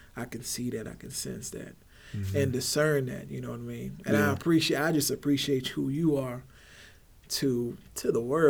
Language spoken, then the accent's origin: English; Heidelberg, Baden-Württemberg, Germany; born there; also born or lived in Texas; So I was born in Heidelberg, Germany. My family hails from New Orleans, Louisiana.